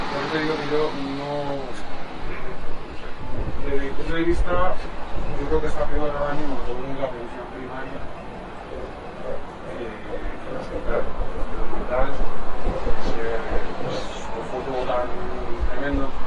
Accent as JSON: {"language": "Spanish", "town": "Madrid", "region": "Community of Madrid", "country": "Spain", "said": "Como madrileña, ¿no?"}